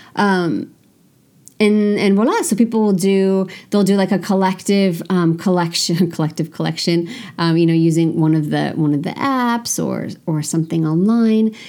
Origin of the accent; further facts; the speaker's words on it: United States; moved away as an adult; now in France; I'm an American